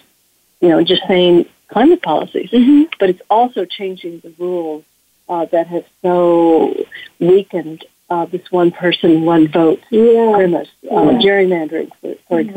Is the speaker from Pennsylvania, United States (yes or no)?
no; Texas, United States; I grew up in Texas, if one can grow up in Texas